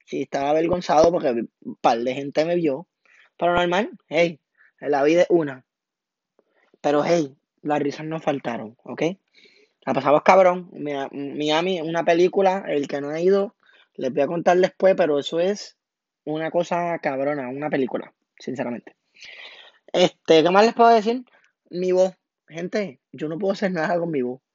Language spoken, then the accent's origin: Spanish; Toa Baja, Puerto Rico; also born or lived in Amelia, Cataño, Puerto Rico; Yo me crié de barrio, me crié en el barrio Ingenio en Tabaja, súper orgulloso